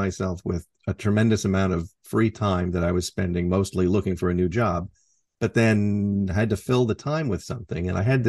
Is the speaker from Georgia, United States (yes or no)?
no; Port Angeles, Washington, United States; Oh, back in my hometown of Port Angeles, Washington.